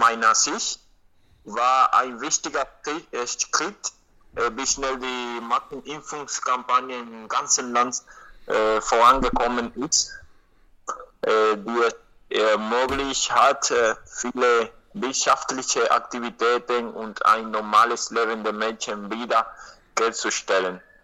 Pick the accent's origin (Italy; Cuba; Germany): Cuba; Havana; German is a second language; ich bin in Havanna geboren und ich konnte in Grundschule gelernt kostenlos, äh, auch im Gymnasium, an der Uni